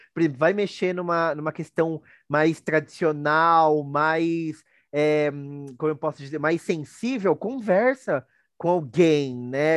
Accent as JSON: {"language": "Portuguese", "country": "Brazil", "said": "a gente tem orgulho, tem orgulho de ser brasileiro, né? Do, do, do que é o meu país."}